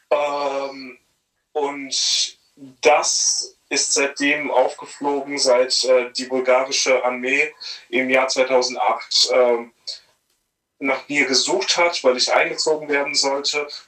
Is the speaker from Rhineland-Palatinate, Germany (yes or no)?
yes; Bad Kreuznach, Rhineland-Palatinate, Germany; Naja, es ist so, als ich wurde aus meiner Heimat entrissen, ja. Also, ja, ich vermisse Bad Kreuznach tatsächlich